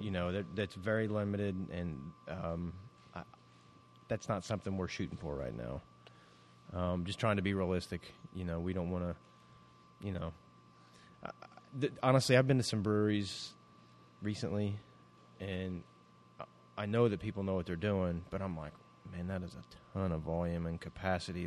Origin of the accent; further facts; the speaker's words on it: Middletown, United States; we're from Middletown